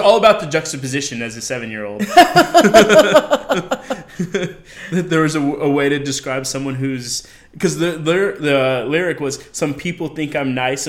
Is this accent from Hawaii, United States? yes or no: no; Colorado, United States; moved away as an adult; now in New York, United States; I'm from Colorado.